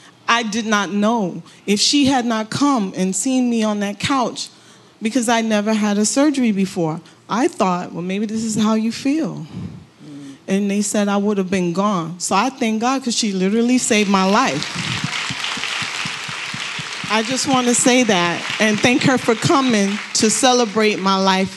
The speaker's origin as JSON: {"language": "English", "region": "Florida", "country": "United States", "said": "I'm from Florida."}